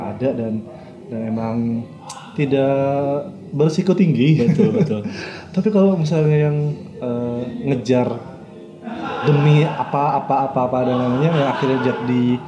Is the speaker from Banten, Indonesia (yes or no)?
no; Madura, East Java, Indonesia; gue kan orang Madura ya hmm. gue tinggal di Madura